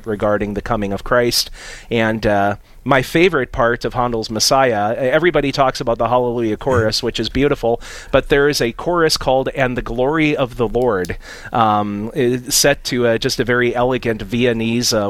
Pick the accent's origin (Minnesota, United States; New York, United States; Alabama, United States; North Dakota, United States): North Dakota, United States; Napoleon; now in Grand Forks, United States; am a native of Napoleon, a town in south central North Dakota